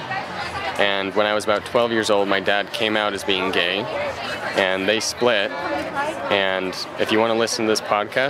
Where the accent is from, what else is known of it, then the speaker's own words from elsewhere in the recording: Bountiful, Utah, United States; I was born and raised in Bountiful, Utah. And my parents were both converts to the LDS Church, or the Mormon Church.